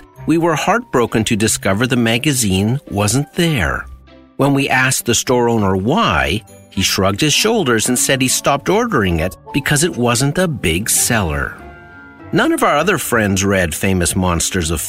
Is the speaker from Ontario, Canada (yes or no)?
yes; Sudbury, Ontario, Canada; When my brother and I were growing up in Sudbury, Ontario, there was a corner store near our house